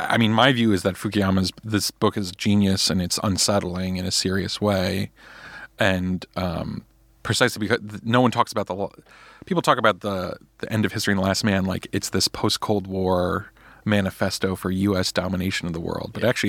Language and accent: English; United States; the kind of culture I was raised in America, the education I was given